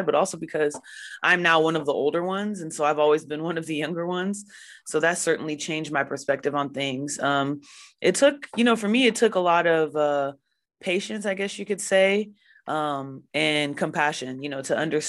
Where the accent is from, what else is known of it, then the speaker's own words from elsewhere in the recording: Houston, Texas, United States; my hometown Houston